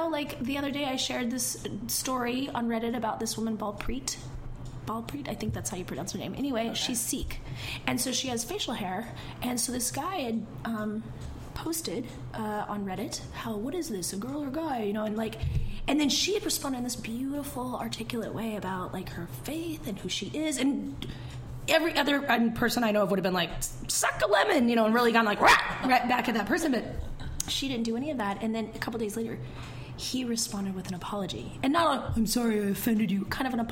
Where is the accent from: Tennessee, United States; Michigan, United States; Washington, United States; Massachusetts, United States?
Washington, United States; Eastern; now in Seattle, United States; I'm from Eastern Washington